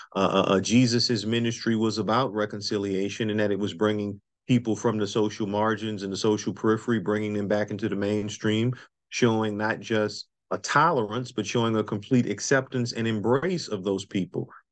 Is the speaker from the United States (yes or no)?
yes; New Orleans, Louisiana, United States; now in Durham, United States; Nobody knows Louisiana better than I do because that's where I was born and raised